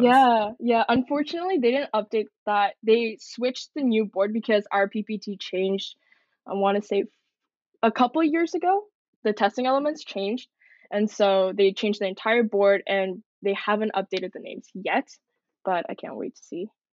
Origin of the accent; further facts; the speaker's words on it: Coquitlam, British Columbia, Canada; also born or lived in Seongnam, Gyeonggi-do, South Korea; moved to Canada, Coquitlam, BC, when I was a year old.